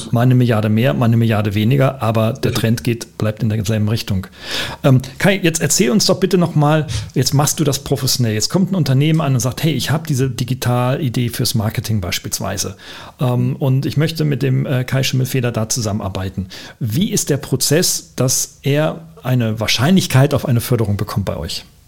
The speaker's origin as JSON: {"language": "German", "country": "Germany", "said": "Aber wir kommen beide aus Deutschland"}